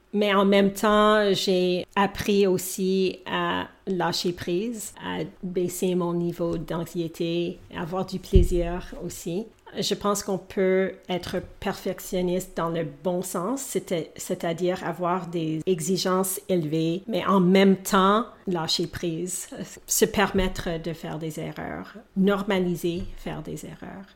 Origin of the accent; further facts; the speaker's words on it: Edmonton, Alberta, Canada; first language English; French is a second language; also born or lived in Thunder Bay, Ontario, Canada; Thunder Bay, dans la province de l'Ontario, au Canada. Mes parents sont originaires du Sri Lanka. Alors, eux, ils parlent deux langues différentes. Mon père parle le tamoul et ma mère le singalais, mais nous parlions l'anglais à la maison. Alors que j'ai eu quatre ans et demi, nous avons déménagé à Edmonton, qui est dans une autre province au Canada, l'Alberta